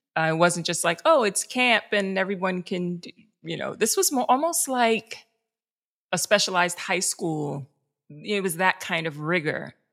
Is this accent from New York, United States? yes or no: yes; New York City, New York, United States; I grew up in the South Bronx